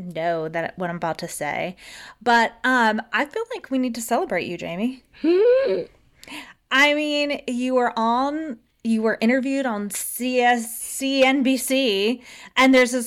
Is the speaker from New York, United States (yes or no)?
no; Florida, United States; I grew up in Florida.